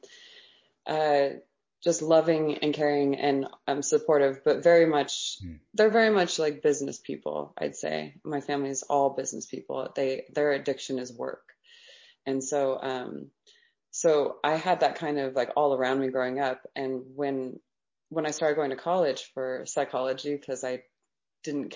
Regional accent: Las Vegas, Nevada, United States; growing up in Las Vegas, it was really, it was a little bit rough

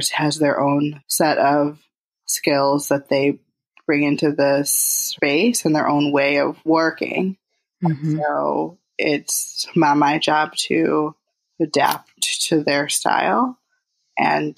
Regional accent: Detroit, Michigan, United States; moved away; Detroit, which is where I'm from. That's my hometown

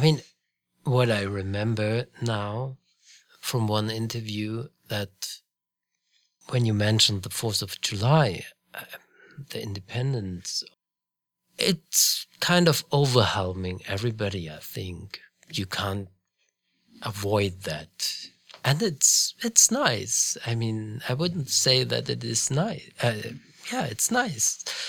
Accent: Munich, Bavaria, Germany; I grew up in Munich, Bavaria

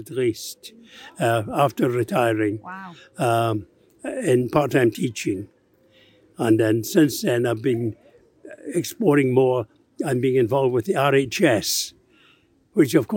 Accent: Glasgow, Scotland, United Kingdom; moved away as an adult; also born or lived in Liverpool / Nantwich; being a Glaswegian

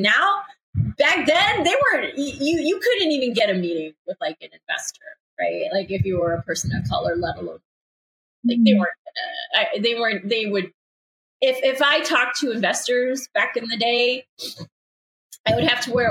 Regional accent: Chicago, Illinois, United States; moved away; also born or lived in upstate New York; I grew up in Chicago, right? Like I'm a Midwesterner

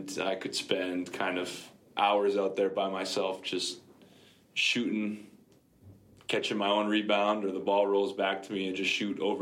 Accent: Oakville, Ontario, Canada; also born or lived in London, United Kingdom; I was born outside of London in the UK, but I grew up in Oakville, Ontario

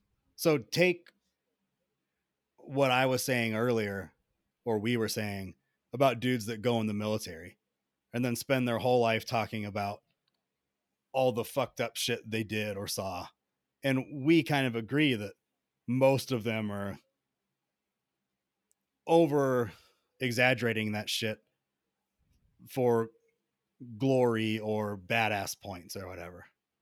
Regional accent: Atlanta, Georgia, United States; I grew up in Atlanta. You don't know anything about Atlanta unless you've been there.

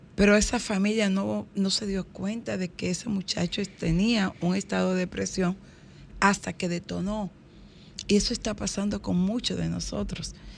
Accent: Higüey, La Altagracia, Dominican Republic; Higüey, mi pueblo

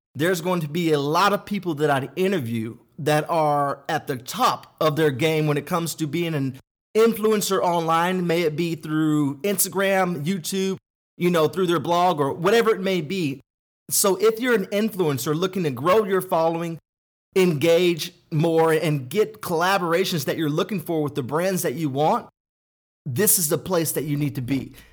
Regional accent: Denton, Texas, United States; I had a great childhood growing up in Denton, Texas, which is thirty minutes north of Dallas

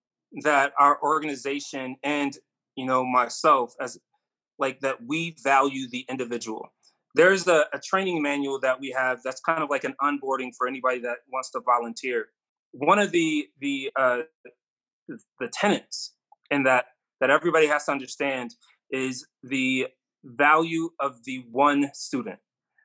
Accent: Rochester, New York, United States; In Rochester, New York.

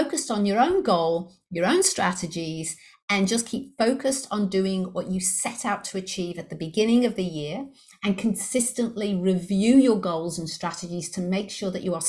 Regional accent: Liverpool, North West England, United Kingdom; accent: English; moved away as an adult; now in Brisbane, Australia; I'm actually based in Brisbane, Australia. However, I was brought up in Liverpool in the UK. So for those of you who detected the English accent, you were correct. I do have an English accent. I'm from Liverpool originally

